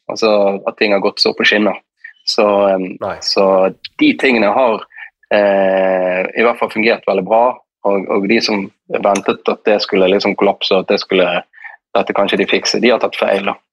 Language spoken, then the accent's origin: Norwegian; Norway; det livet vi lever hjemme i Norge